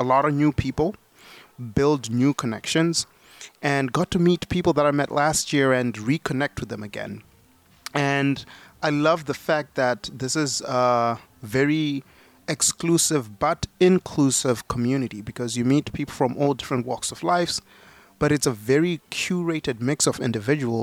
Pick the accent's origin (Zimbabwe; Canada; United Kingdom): Zimbabwe; now in United States; I was born in Zimbabwe. I came to America with only $40 in my pocket